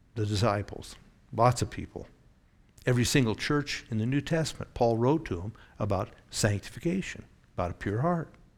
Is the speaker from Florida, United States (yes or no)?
no; Oregon, United States; Growing up in Oregon, the beaches had a lot of undertow.